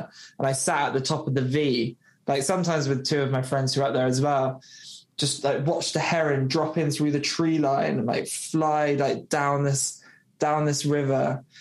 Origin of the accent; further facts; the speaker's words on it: Somerset, South West England, United Kingdom; I came from Somerset